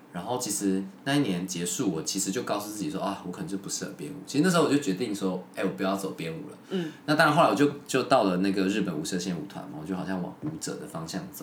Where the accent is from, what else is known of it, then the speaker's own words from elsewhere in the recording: Miaoli County, Taiwan; moved away; 我老家，庙里好像有一大柜都是那个时候，你知道吗？演出